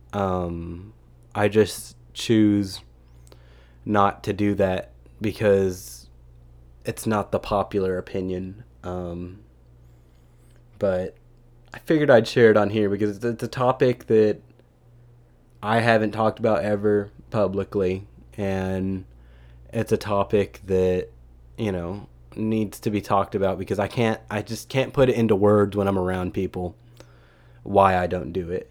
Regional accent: Texas, United States; as a half Filipino American citizen from Texas

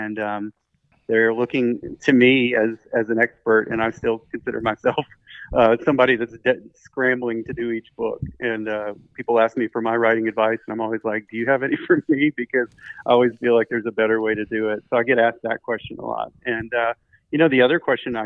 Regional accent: Memphis, Tennessee, United States; my hometown in Memphis, Tennessee

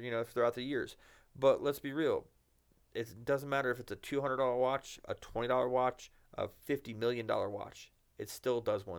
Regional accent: New York, United States; moved away; I come from New York

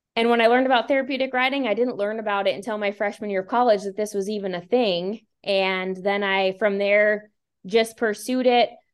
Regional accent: Bowman, North Dakota, United States; also born or lived in Billings, Montana; I moved back to my hometown in Bowman, North Dakota

